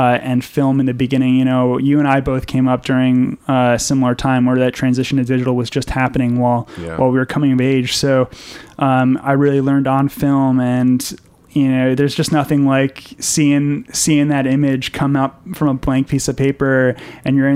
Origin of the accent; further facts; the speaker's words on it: Fairfield County, Connecticut, United States; now in New York City, United States; I grew up in Connecticut, about an hour out of the city, in Fairfield County